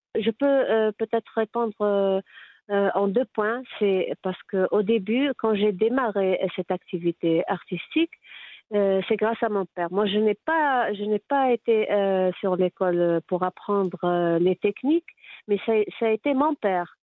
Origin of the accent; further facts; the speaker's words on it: Tétouan, Tanger-Tetouan-Al Hoceima, Morocco; Je suis née à Tétouan